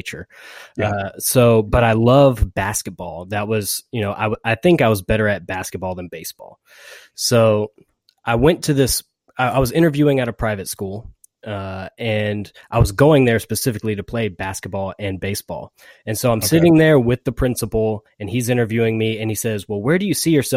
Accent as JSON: {"language": "English", "region": "Georgia", "country": "United States", "said": "I'm from Georgia, and I am married."}